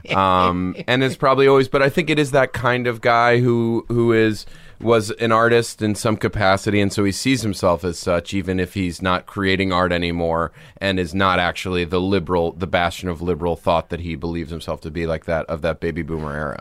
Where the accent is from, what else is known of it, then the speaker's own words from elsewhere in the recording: New York, United States; I grew up in New York